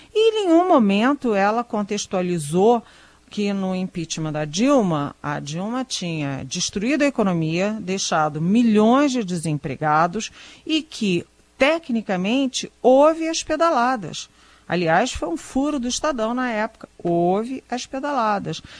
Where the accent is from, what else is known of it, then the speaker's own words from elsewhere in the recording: Brazil; como brasileira